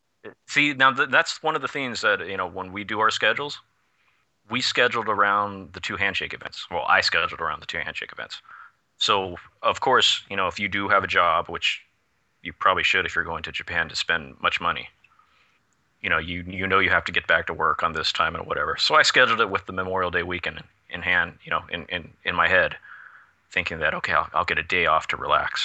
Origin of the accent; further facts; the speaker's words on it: Canada; I'm from Canada, damn it.